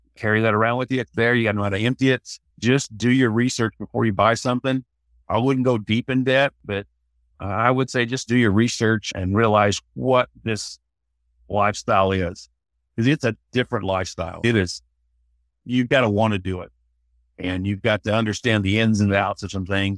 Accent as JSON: {"language": "English", "town": "Sedalia", "region": "Missouri", "country": "United States", "tie": "born or raised there", "also_born_or_lived": "Fort Worth", "moved": "as an adult", "said": "I'm from Missouri. Grew up in a little town, Sedalia"}